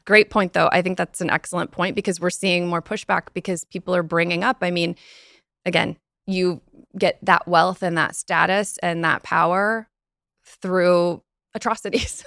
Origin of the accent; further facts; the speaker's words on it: United States; as an American